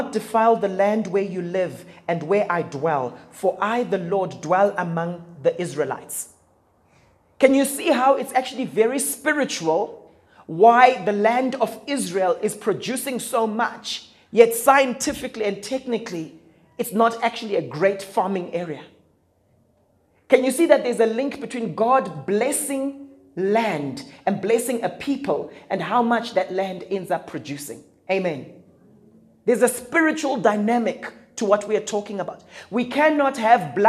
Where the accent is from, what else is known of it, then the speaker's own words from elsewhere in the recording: Zimbabwe; I come from Zimbabwe